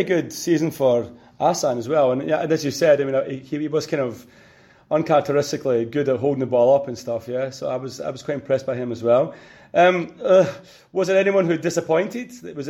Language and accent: English; Scotland, United Kingdom; as a Scotsman